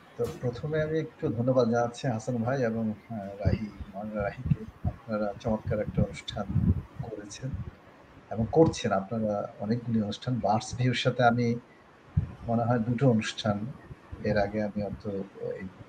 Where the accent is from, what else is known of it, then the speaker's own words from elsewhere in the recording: Bangladesh; আমি যেহেতু বাংলাদেশে এবং বাঙালি মানুষ